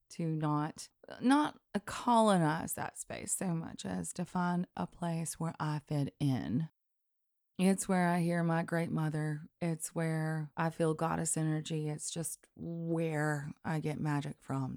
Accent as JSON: {"language": "English", "region": "Deep South", "country": "United States", "said": "I'm from the Deep South"}